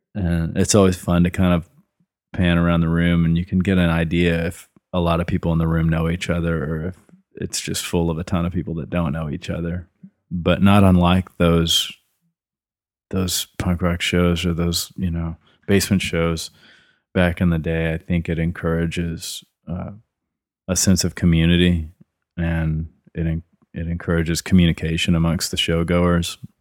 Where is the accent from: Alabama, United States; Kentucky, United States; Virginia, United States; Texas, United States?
Texas, United States; Killeen; also born or lived in Kennett, Missouri / Austin, Texas; I have was born in southeast Missouri in the Boot Hill, a little town called Kennett. And, uh, when I was eleven years old, my mom remarried, and that took us down to Central Texas